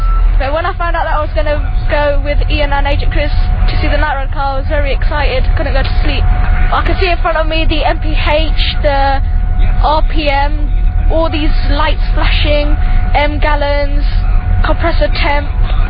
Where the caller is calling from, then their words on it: Heston, London, United Kingdom; calling from Heston